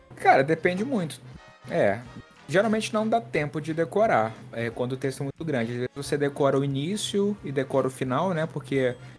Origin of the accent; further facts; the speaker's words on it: Tocantins, Brazil; moved away as an adult; also born or lived in Brasília; now in Rio de Janeiro, Brazil; eu sou do Tocantins, mas eu morei em Brasília durante quatro anos quando eu fiz a faculdade